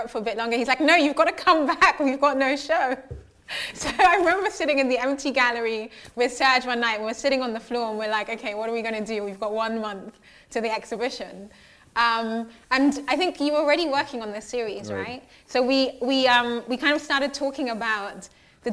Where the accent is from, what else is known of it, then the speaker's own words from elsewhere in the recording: Ghana; moved away; my hometown in the mountains